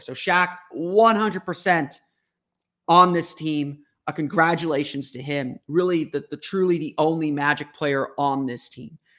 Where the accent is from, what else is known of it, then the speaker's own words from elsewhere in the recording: Orlando, Florida, United States; I grew up here in Orlando